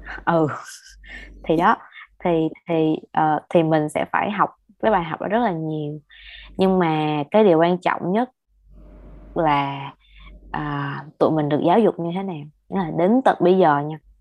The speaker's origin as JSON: {"language": "Vietnamese", "region": "Ho Chi Minh City", "country": "Vietnam", "said": "tụi mình là người Sài Gòn và đi học đại học tại Sài Gòn"}